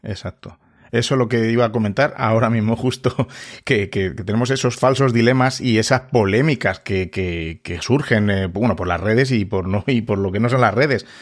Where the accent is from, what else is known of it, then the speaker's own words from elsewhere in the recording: Spain; yo antes aquí en, en, España el, el, aprendizaje del inglés era, pues bueno, en los colegios era como era